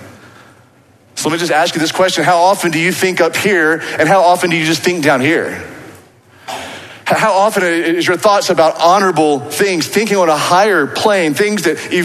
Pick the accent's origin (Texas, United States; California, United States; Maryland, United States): Texas, United States; Waco; accent: Waco; my Waco accent